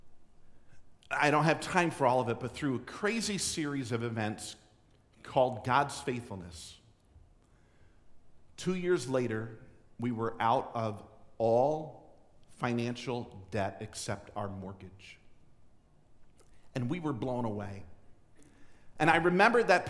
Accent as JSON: {"language": "English", "region": "New Jersey", "country": "United States", "tie": "born or raised there", "said": "I was born in New Jersey"}